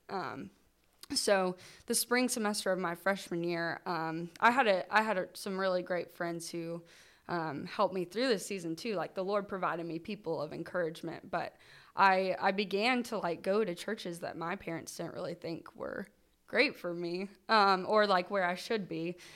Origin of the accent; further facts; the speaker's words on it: Kentucky, United States; moved away as an adult; now in Knoxville, United States; I am originally from Kentucky